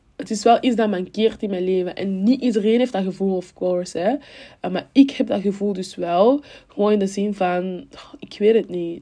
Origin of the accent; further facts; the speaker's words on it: Cameroon; now in Belgium; toen ik in Cameroen woonde, woonden we in stad